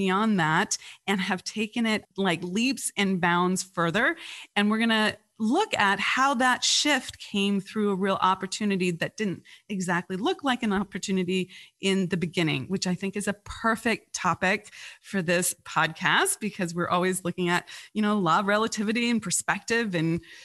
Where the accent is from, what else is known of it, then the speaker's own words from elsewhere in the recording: California, United States; I grew up in California